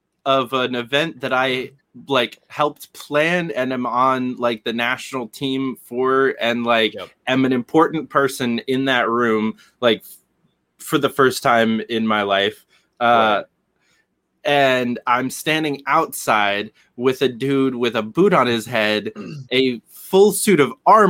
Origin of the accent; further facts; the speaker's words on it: Syracuse, New York, United States; moved away as an adult; also born or lived in Manchester, New Hampshire; it's fairly similar to where I grew up. Like I'm from Syracuse, New York